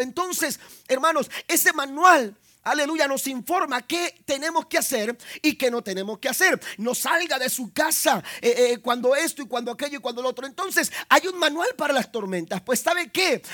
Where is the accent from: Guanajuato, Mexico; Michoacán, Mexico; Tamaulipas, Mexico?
Tamaulipas, Mexico; Ciudad Madero; moved away; also born or lived in Tampico; Bueno, de Ciudad Madero, ahí un ladito